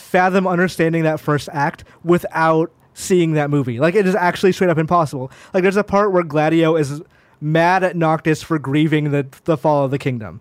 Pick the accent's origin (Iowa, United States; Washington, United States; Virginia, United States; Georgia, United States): Georgia, United States; moved away; also born or lived in Tennessee; I was born in Tennessee, I lived in Georgia